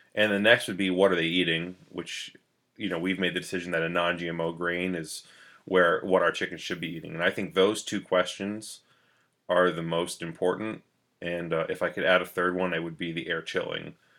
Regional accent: New London, New Hampshire, United States; I grew up in New London, New Hampshire

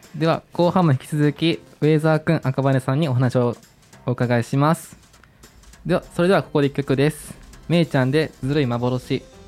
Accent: Shiga, Japan; 自分滋賀県なんですけども

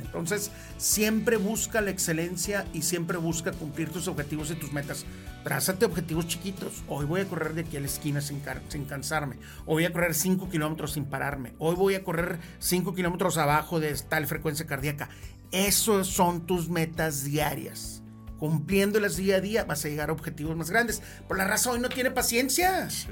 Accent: Monterrey, Nuevo León, Mexico; siempre he sido regiomontano, aquí vivo, aquí voy a vivir toda mi vida, me encanta mi pueblo.

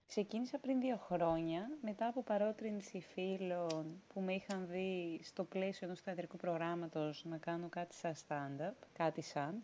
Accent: Rhodes, South Aegean, Greece; moved away as an adult; now in Athens, Greece; εγώ είμαι από Ρόδο, μεγάλωσα, γεννήθηκα εκεί

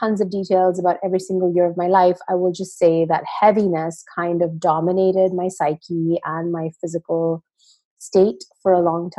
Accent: Pune, Maharashtra, India; I grew up in India in a town called Pune.

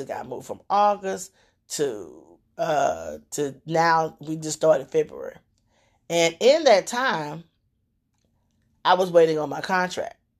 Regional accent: Louisiana, United States; moved away; I'm from Louisiana originally

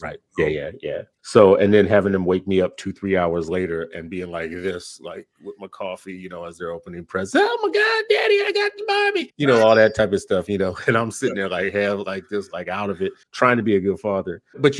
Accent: New Orleans, Louisiana, United States; when I was growing up in New Orleans.

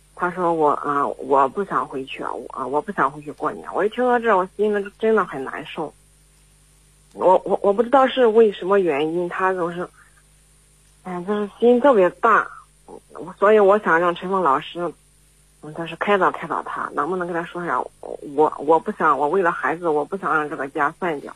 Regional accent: Henan, China; 我是来自我们河南的

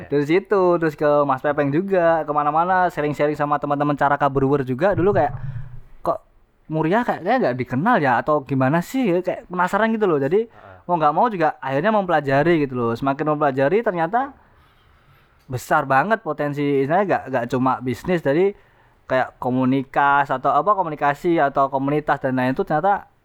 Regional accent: Kudus, Central Java, Indonesia; saya dari Kudus.

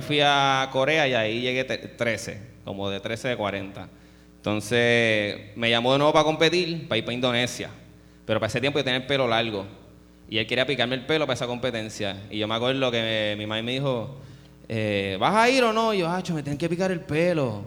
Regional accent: Puerto Rico; moved away; soy el primer puertorriqueño

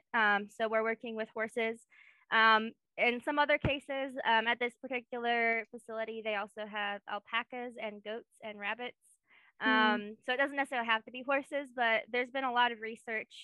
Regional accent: Kenosha, Wisconsin, United States; moved away as an adult; also born or lived in Indiana / Memphis, Tennessee; now in Knoxville, United States; So I grew up in Kenosha, Wisconsin, which is where we met, kind of. Kenosha area. I lived there all my teenage kid years, so I was 18.

